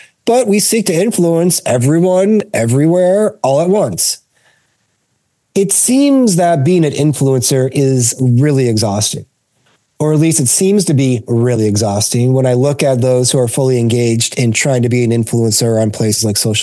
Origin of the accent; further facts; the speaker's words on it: Detroit, Michigan, United States; I grew up in Detroit, Michigan